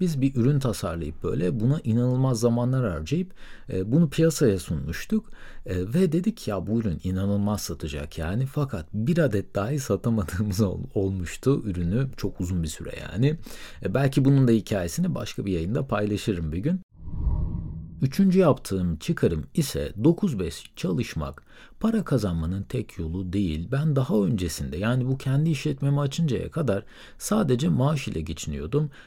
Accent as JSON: {"language": "Turkish", "town": "Söke", "region": "Aydın", "country": "Turkey", "tie": "born or raised there", "also_born_or_lived": "Istanbul / Middle East", "moved": "yes", "said": "1990 yılında Aydın'ın Sök ilçesinde doğdum"}